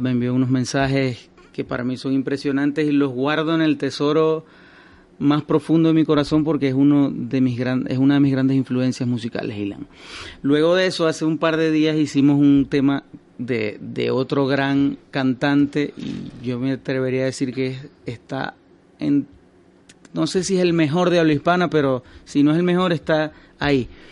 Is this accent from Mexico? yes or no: no; Maracaibo, Zulia, Venezuela; now in Madrid, Spain; Yo soy de Maracaibo